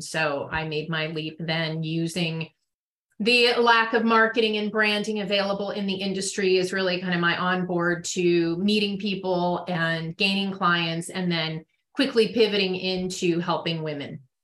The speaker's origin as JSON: {"language": "English", "area": "Marin County", "region": "Northern California", "country": "United States", "tie": "born or raised there", "said": "I grew up in Northern California in Marin County"}